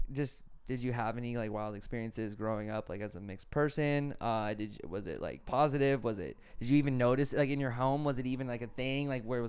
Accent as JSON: {"language": "English", "region": "New York", "country": "United States", "said": "Just like I'm from New York, I want to live in the big, I want to live in the biggest city possible."}